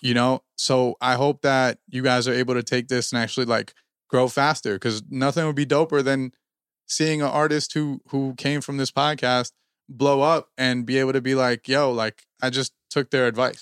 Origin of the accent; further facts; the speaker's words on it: New Jersey, United States; we're from Jersey